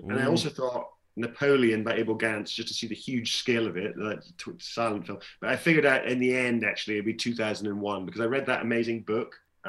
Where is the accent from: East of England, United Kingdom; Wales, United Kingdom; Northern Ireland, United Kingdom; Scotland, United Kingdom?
Scotland, United Kingdom; Glasgow; born or raised there